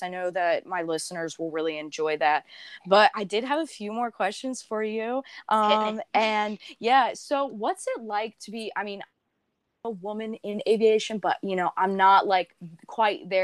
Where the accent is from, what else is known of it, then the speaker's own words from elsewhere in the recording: the South, United States; I grew up in the South